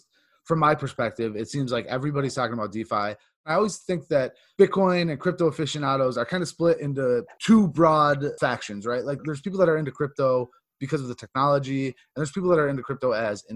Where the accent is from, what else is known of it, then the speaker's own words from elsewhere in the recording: United States; I'm a dude from New York